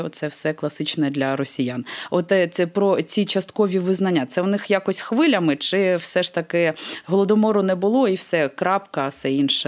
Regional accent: Crimea, Ukraine; moved away; Я особисто зростаючи в Криму років 20, поки там жила

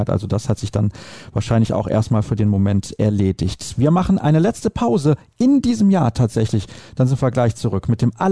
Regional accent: Solingen, North Rhine-Westphalia, Germany; die eigentlich aus Remscheid kommt, direkt neben Solingen, wo ich herkomme.

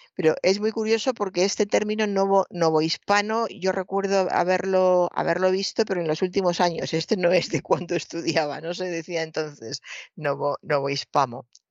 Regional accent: Toledo, Castilla-La Mancha, Spain; mi infancia en Toledo

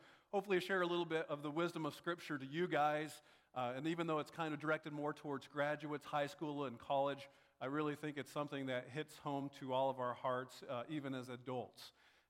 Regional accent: North Georgia, United States; I grew up in Georgia, in the mountains of North Georgia, on a farm.

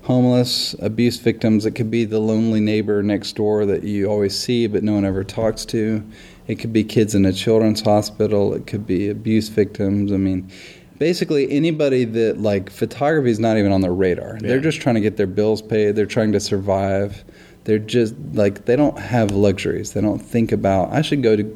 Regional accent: Nashville, Tennessee, United States; also born or lived in Los Angeles; I'm from Nashville. I'm a Tennessean, born and raised in Nashville.

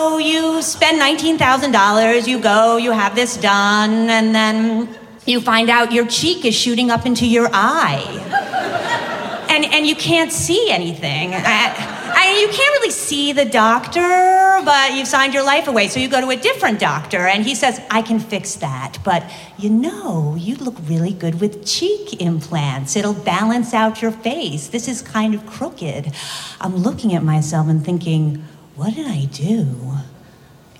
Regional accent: East Coast, United States; moved away as an adult; also born or lived in Las Vegas; I was raised Catholic from the East Coast

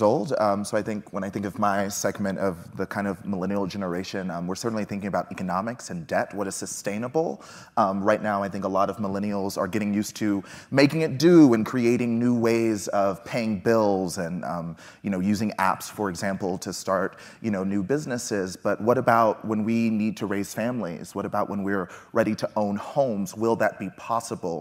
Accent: Texas, United States; I grew up in Texas

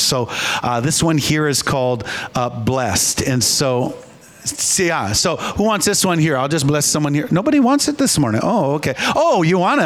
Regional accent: Minnesota, United States; I grew up in Minnesota, as did my wife

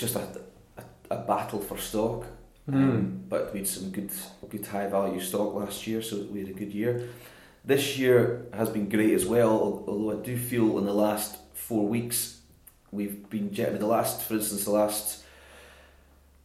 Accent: Glasgow, Scotland, United Kingdom; accent: island lilt; also born or lived in Isle of Mull; I did most of my growing up in Jordan Hill.

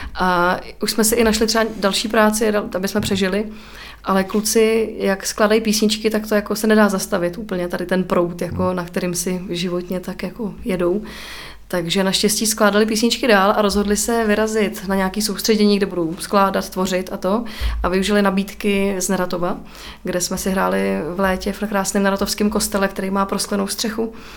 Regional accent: Czechia; also born or lived in Týn; jako Češi

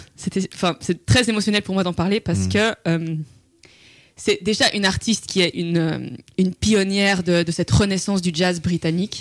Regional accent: Brussels, Brussels-Capital Region, Belgium; Je viens de Bruxelles.

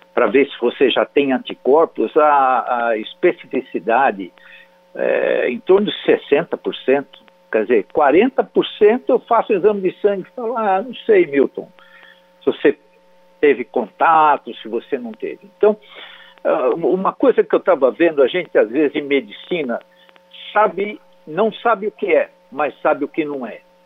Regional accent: São Manuel, São Paulo, Brazil; moved away; Eu, eu saí lá de São Manuel, interior de São Paulo, meus pais também, e toda a minha vida eu construí

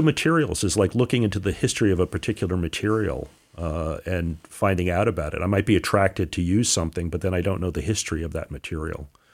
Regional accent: Newark, New Jersey, United States; moved away; also born or lived in Connecticut; I was born in Newark

